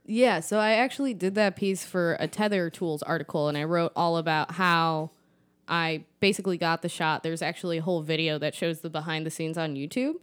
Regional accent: McHenry, Illinois, United States; I grew up in McHenry

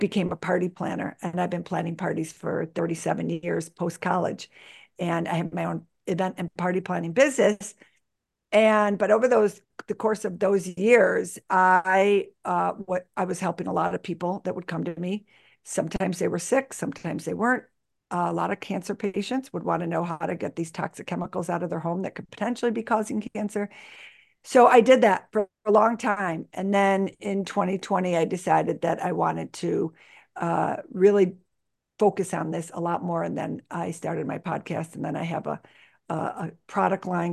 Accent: Buffalo, New York, United States; I was born and raised in Buffalo, New York, where I live today

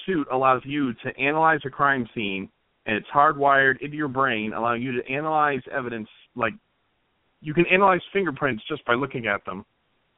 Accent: Indianapolis, Indiana, United States; I'm from Indianapolis

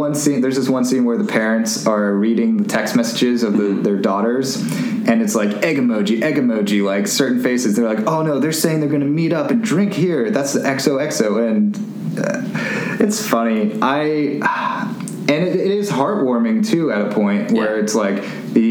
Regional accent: the Bay Area, California, United States; moved away; I'm originally from the Bay. I didn't live in Oakland or anything

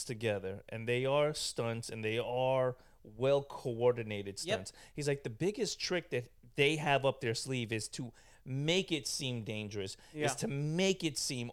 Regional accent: New York City, New York, United States; I grew up in Brooklyn

